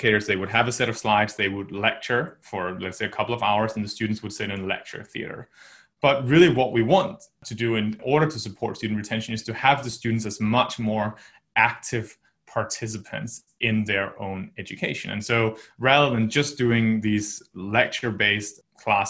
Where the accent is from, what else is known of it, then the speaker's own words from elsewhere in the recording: just north of Copenhagen, Capital Region of Denmark, Denmark; moved away as an adult; also born or lived in United States / United Kingdom / China; I'm originally from Denmark. I grew up there, just north of Copenhagen, for about 18 years